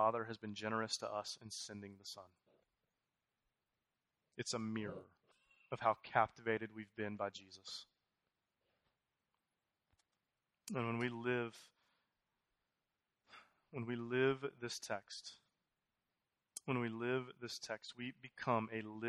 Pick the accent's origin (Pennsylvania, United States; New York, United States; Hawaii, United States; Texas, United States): Texas, United States; Houston; moved away as an adult; I'm from Houston. We were gone for 8 years. I came in 10 months ago